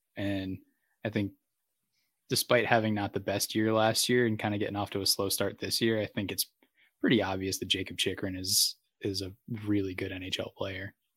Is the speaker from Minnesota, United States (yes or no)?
no; Massachusetts, United States; now in San Diego, United States; my hometown UMass Minute Women